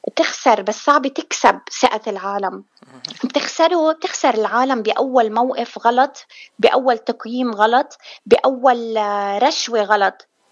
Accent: South Lebanon, Lebanon; now in Michigan, United States; أنا من الجنوب جنوبية من الجنوب من لبنان

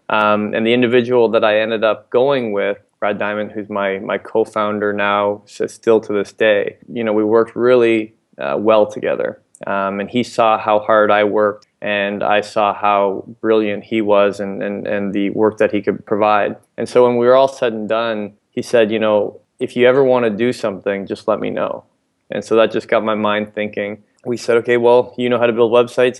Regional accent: London, Ontario, Canada; also born or lived in Ottawa; Originally from London, Ontario, actually throughout, throughout high school

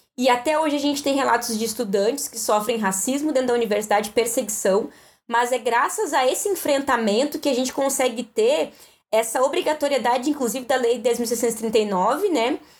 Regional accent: Guaíba, Rio Grande do Sul, Brazil; also born or lived in Canoas / Porto Alegre; eu nasci numa cidade chamada Canoas e com sete anos mudei para Guaíba e morei dos meus sete anos até os meus 19 na Coab

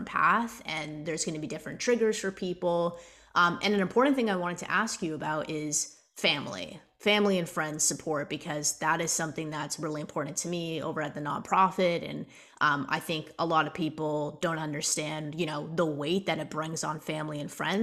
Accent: Toronto, Ontario, Canada; I'm from Toronto

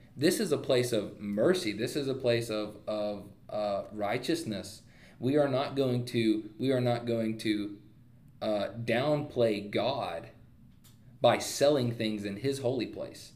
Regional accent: United States; We are Americans

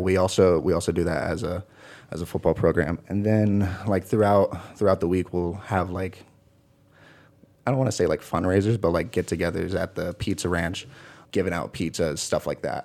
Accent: Kingston, Washington, United States; moved away as an adult; also born or lived in Port Gamble S'Klallam Reservation, Washington; now in Morris, United States; I'm from Washington State. Um, from another small town called, uh, Kingston

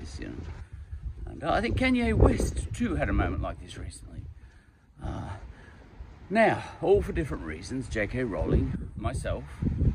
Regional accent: Australia; I'm an Australian

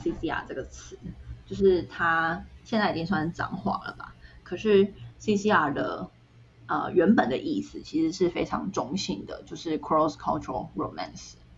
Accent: Taiwan; moved away; 然后我说，哦，台湾

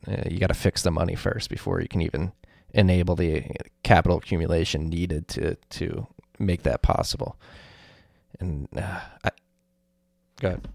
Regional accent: Philadelphia, Pennsylvania, United States; moved away as an adult; now in New York, United States; I'm from Philadelphia. We're gonna move back to the Philadelphia area.

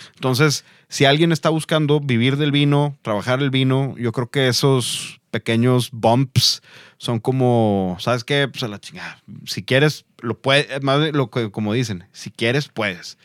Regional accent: Mexico; siendo mexicanos

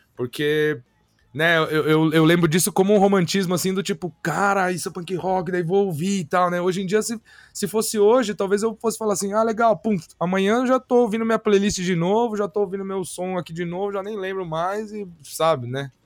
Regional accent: Pirassununga, São Paulo, Brazil; Eu, eu sou de Pirassununga, cara, interior de São Paulo

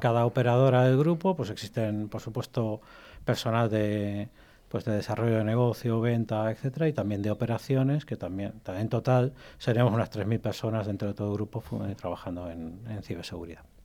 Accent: Spain; also born or lived in Egypt / Albacete; en realidad soy nacido en Egipto. Ah, llevo toda mi vida viviendo en, España, vine con menos de un año

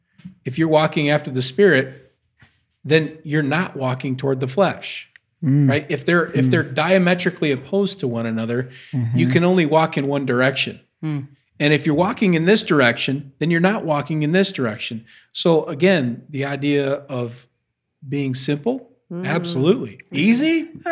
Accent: United States

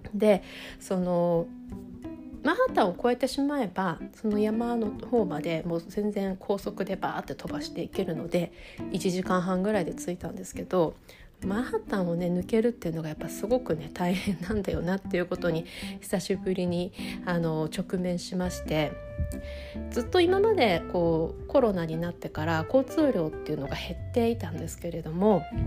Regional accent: Sapporo, Hokkaido, Japan; now in United States; 私北海道出身でよくそれこそゴールデンウィークの時期に私は札幌に住んでたんですけれど

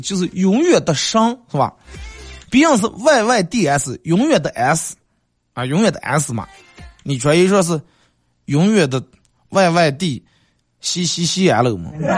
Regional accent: Bayannur, Inner Mongolia, China; 咱们好客的， 嗯， 白牙闹耳人， 咱们美丽的富饶的内蒙古大草原

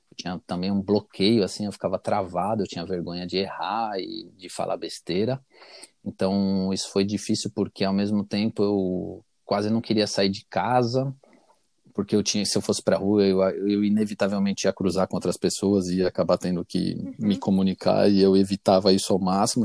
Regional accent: Brazil; moved away; eu sou brasileiro

